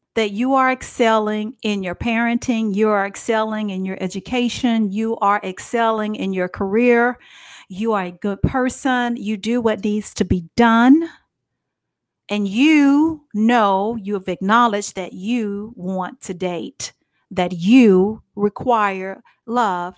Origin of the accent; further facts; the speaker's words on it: Dallas, Texas, United States; I'm from Dallas, Texas